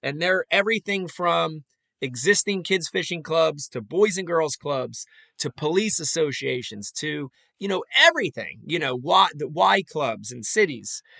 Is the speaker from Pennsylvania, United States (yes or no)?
yes; Philadelphia, Pennsylvania, United States; I grew up in Philly